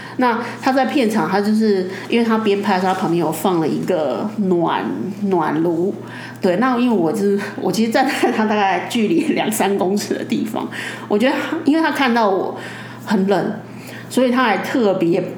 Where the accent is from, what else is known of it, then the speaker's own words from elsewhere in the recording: Taiwan; 我们台湾人就是也没有那么多钱